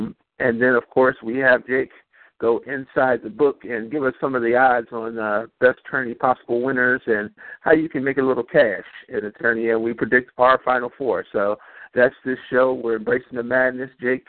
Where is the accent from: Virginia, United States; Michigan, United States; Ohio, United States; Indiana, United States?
Ohio, United States; Cleveland; Cleveland-born and raised, Buckeye, born and bred.